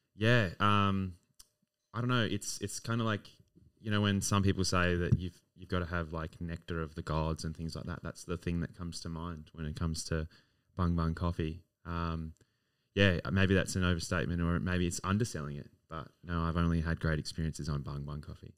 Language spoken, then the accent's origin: English; Adelaide, South Australia, Australia; now in Melbourne, Australia; I romanticize this city so much, uh, being my hometown